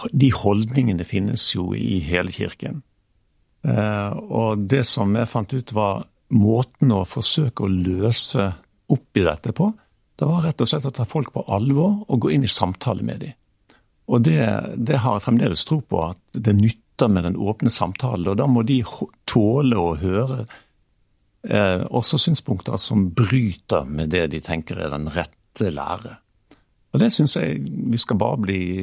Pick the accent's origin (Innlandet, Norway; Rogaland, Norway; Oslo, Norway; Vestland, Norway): Vestland, Norway; Bergen; moved away; also born or lived in Stavanger; jeg i all beskjedenhet som bergenser